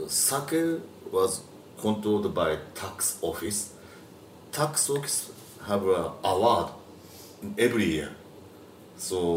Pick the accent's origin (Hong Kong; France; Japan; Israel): Japan; English is a second language